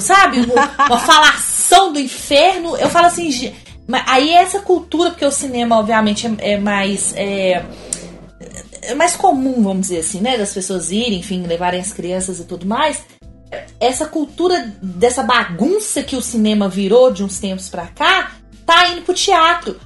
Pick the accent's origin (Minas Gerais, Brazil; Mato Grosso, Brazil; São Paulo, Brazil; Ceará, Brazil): Minas Gerais, Brazil; Eu sou mineira